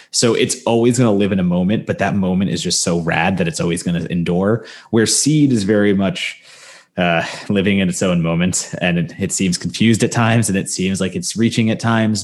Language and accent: English; New Jersey, United States; moved away; in Jersey, in my hometown, in my Jersey mall, there was always a Spencer's